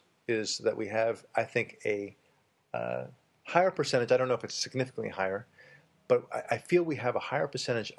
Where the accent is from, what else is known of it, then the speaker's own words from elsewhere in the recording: Israel; I'm Jewish and I was born in Israel.